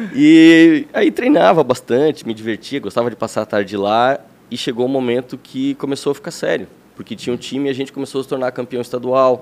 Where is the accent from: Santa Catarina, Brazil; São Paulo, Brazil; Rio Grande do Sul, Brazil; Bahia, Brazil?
Santa Catarina, Brazil; Blumenau; also born or lived in Lages; eu sou de Lages, não nasci em Blumenau. Olha. Mas eu vim para cá com 5 anos